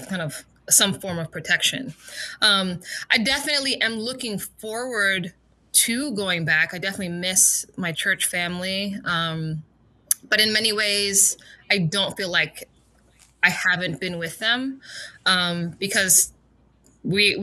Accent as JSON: {"language": "English", "town": "Berrien Springs", "region": "Michigan", "country": "United States", "tie": "born or raised there", "moved": "yes", "lives_now": "West New York, United States", "said": "I'm originally from Berrien Springs, Michigan. I was born and raised there for many years, of course"}